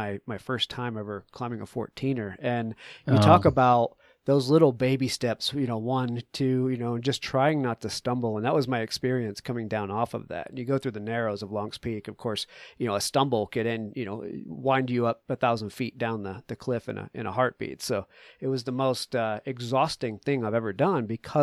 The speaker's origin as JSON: {"language": "English", "region": "New England", "country": "United States", "tie": "born or raised there", "moved": "yes", "lives_now": "Colorado, United States", "said": "I grew up in New England with you at sea level and moved out here."}